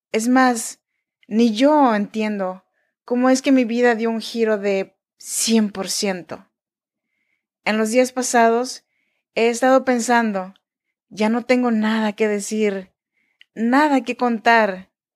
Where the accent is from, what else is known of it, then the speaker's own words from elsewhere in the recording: Oaxaca, Mexico; Yo soy mexicana, oaxaqueña.